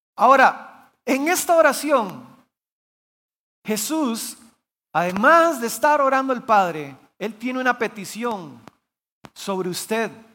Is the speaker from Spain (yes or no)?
no; Guanacaste, Costa Rica; yo soy originario de Guanacaste. Mis papás son pastores allá